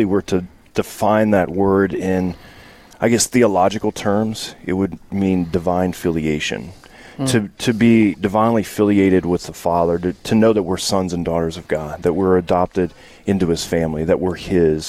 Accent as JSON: {"language": "English", "region": "Louisiana", "country": "United States", "said": "I'm from Louisiana"}